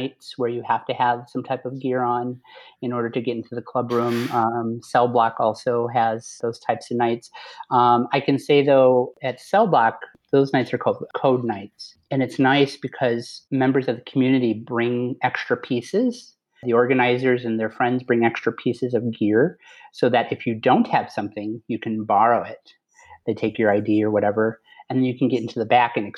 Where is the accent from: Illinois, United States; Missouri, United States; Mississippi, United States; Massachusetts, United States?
Illinois, United States; Chicago; born and raised, actually born and raised in the city, not in the suburbs